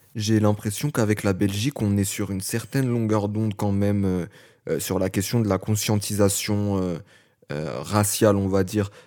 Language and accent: French; Paris, Île-de-France, France; je dis que je viens de Paris, on me dit mais où vraiment Je dis je suis du 19e arrondissement